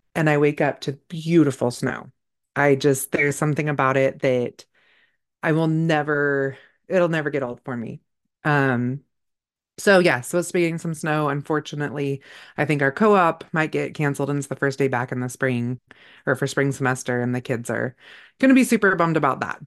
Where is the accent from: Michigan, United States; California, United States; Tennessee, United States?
California, United States; moved away; I grew up in California